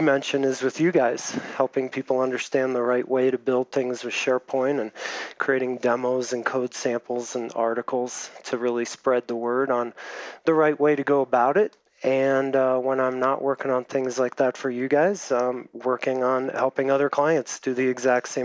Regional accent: near Cincinnati, Ohio, United States; now in Colorado, United States; I'm based in Colorado right now, but shortly be moving back to Ohio, my hometown, near Cincinnati

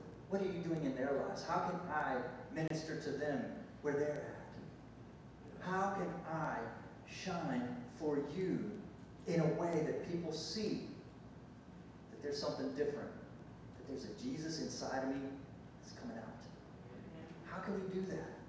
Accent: United States; I'm from the States

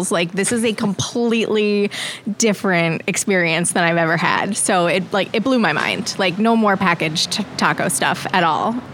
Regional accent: New York, United States; now in Kansas City, United States; I grew up on Long Island. Very glamorous.

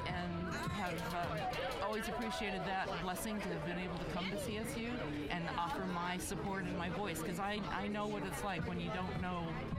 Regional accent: Loveland, Colorado, United States; So I grew up in Loveland, Colorado, which is not very far from Fort Collins

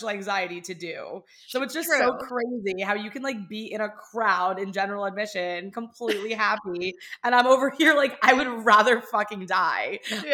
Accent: West Chester, Pennsylvania, United States; moved away as an adult; also born or lived in Orlando; now in Miami, United States; I live in Miami. I'm from Pennsylvania.

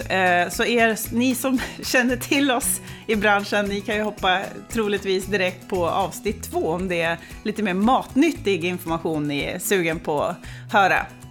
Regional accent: Östersund, Jämtland, Sweden; jag är ju född och uppvuxen i Jämtland, i Östersund

